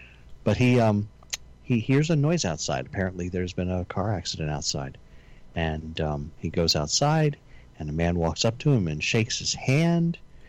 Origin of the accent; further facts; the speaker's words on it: Italy; But I'm from Italy.